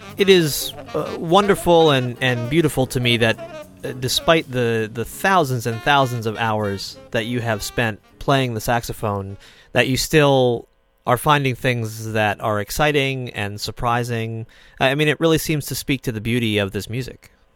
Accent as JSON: {"language": "English", "town": "Lenox", "region": "Massachusetts", "country": "United States", "tie": "born or raised there", "said": "my hometown is Lenox, Massachusetts"}